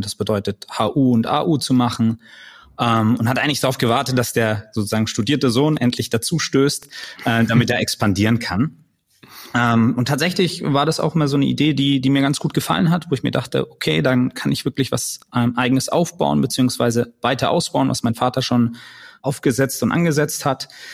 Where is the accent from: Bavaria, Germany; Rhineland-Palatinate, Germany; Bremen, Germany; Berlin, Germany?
Bavaria, Germany; Nuremberg; moved away; ich komme ursprünglich aus Nürnberg, bin dort geboren und aufgewachsen